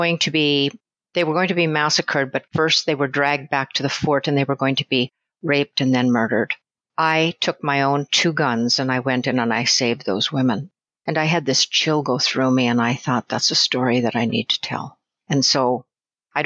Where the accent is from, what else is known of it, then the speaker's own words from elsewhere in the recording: Saskatchewan, Canada; now in Southside Virginia, United States; I'm originally from Saskatchewan